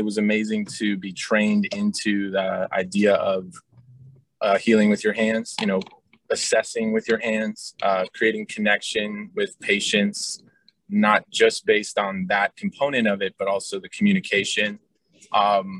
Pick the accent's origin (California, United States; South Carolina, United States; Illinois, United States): California, United States; Bay Area; I grew up in the Bay Area.